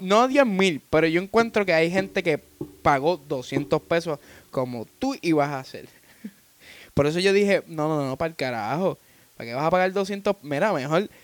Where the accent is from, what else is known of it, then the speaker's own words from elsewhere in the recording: Puerto Rico; now in Florida, United States; somos los anónimos de Puerto Rico y residimos en Florida